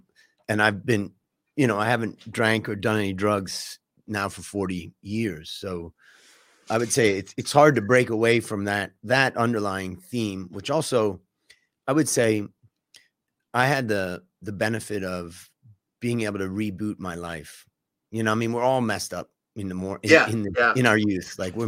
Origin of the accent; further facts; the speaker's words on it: Cleveland, Ohio, United States; But I grew up in Cleveland, Ohio, and kind of, let's say, a Midwestern life.